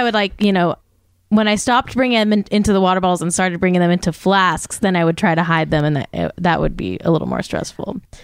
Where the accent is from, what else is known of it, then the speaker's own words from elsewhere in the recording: Manhattan Beach, California, United States; Polynesian themed fries was my hometown fries